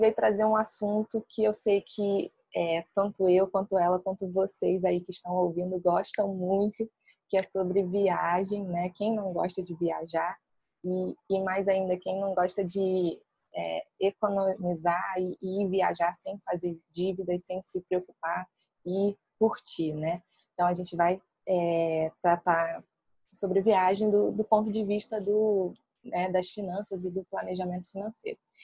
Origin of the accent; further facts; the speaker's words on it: Niterói, Rio de Janeiro, Brazil; eu sou de Niterói